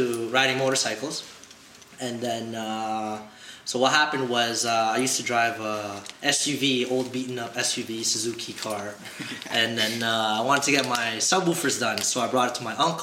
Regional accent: Toronto, Ontario, Canada; I'm from Toronto, Ontario.

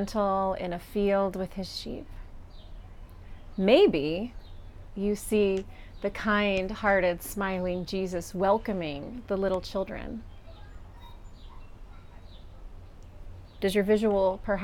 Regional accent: Kansas, United States; now in Pittsburgh, United States; we have a local equivalent of the word y'all, which is what I grew up with in Kansas

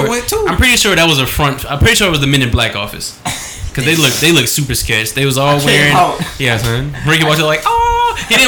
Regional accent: New Orleans, Louisiana, United States; I'm from New Orleans.

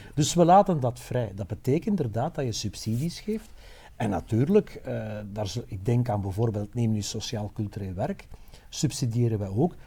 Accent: Dendermonde, Flanders, Belgium; ik kom uit Dendermonde

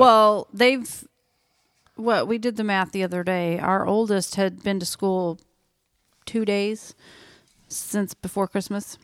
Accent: Oklahoma, United States; moved away; I grew up in Oklahoma, flat ground, you know, farmland

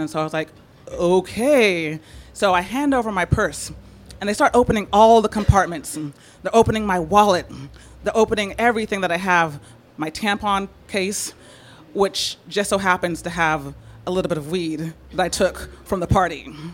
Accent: San Francisco, California, United States; I'm from San Francisco.

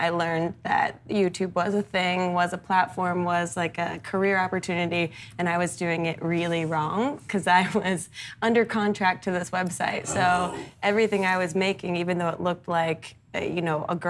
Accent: New Jersey, United States; I'm from New Jersey

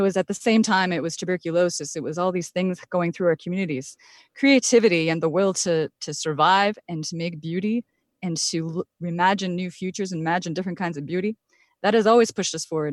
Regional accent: Point Grondine, Ontario, Canada; also born or lived in Wikwemikong; I'm actually from the Point Grandin side on the mainland

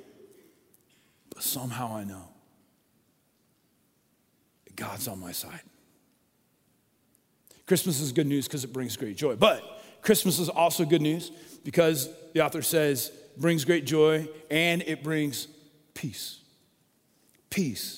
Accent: Colorado, United States; moved away as an adult; also born or lived in Oregon; When I grew up in Colorado

